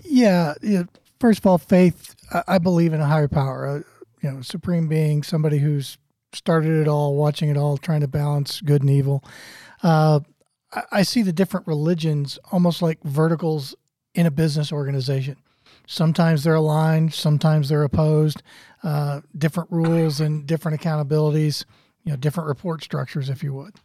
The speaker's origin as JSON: {"language": "English", "town": "St. Louis", "region": "Missouri", "country": "United States", "tie": "born or raised there", "said": "I grew up in Saint Louis where it's hard to throw a rock without hitting a Catholic."}